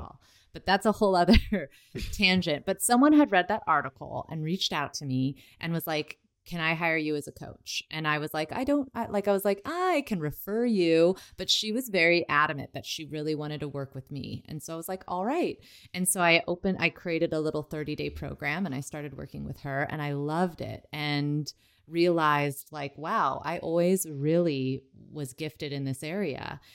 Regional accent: United States; I grew up in America where my only family was my mom, my dad, and my sister.

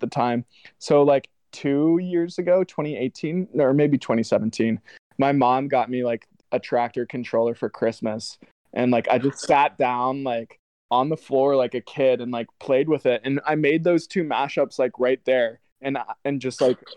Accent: Atlanta, Georgia, United States; I grew up in Atlanta

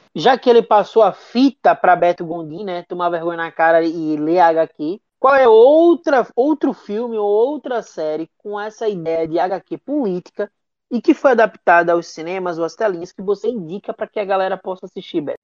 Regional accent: Northeast Brazil, Brazil; also born or lived in Recife; A gente é nordestino

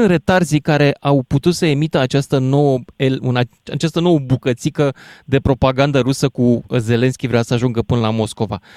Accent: Romania; Suntem români.

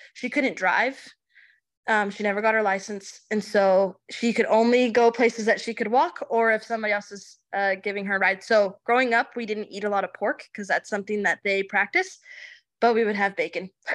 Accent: Chandler, Arizona, United States; also born or lived in Chihuahua, Mexico; I grew up in Chandler, Arizona

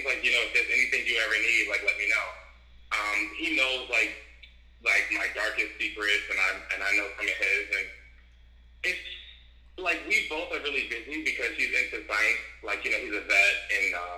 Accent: Boston, Massachusetts, United States; also born or lived in Washington, District of Columbia, United States; I'm actually from Boston

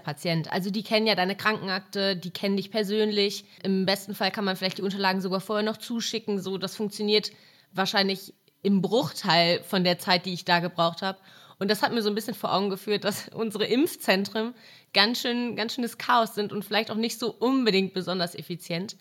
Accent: Mülheim an der Ruhr, North Rhine-Westphalia, Germany; moved away; bei mir in der Stadt, wo ich herkomme, aus Mülheim an der Ruhr

